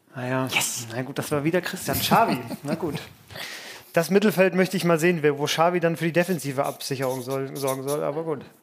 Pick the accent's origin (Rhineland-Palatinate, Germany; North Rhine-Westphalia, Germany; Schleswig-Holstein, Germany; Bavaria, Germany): Bavaria, Germany; Franconia; als gebürtiger Franke